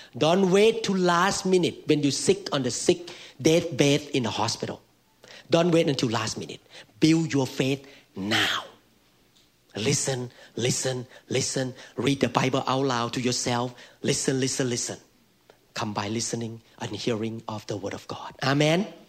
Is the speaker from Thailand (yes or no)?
yes; Thailand; accent: Thai; Mine is Thai accent